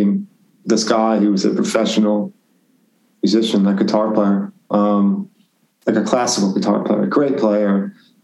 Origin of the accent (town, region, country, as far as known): Branford, Connecticut, United States; born or raised there; moved away as an adult